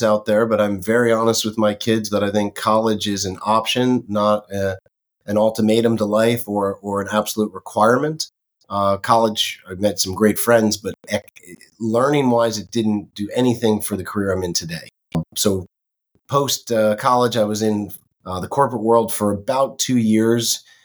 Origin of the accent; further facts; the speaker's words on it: Northeast, United States; moved away as an adult; also born or lived in West Coast; now in Florida, United States; I grew up in the Northeast, would come down to see my grandparents all the time